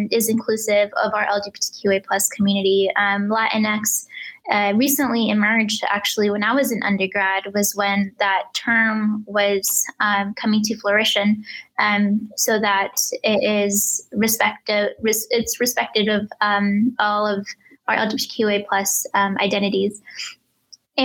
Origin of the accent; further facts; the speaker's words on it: Mitchell, Nebraska, United States; English is a second language; also born or lived in Reynosa, Tamaulipas, Mexico; I was born in Reynosa, Tamaulipas, Mexico. My family and I, we immigrated to Mitchell, Nebraska, which is just 7 miles from Scotts Bluff, when I was 5 years old in 2000.